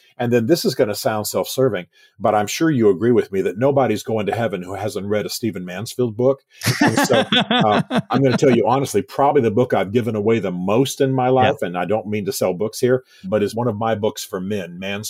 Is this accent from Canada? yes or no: no; Germany; I have a close connection to Germany. I think I've already said I was raised in Germany.